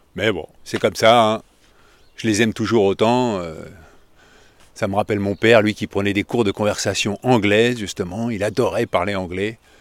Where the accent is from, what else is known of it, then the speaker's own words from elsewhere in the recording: France; je suis français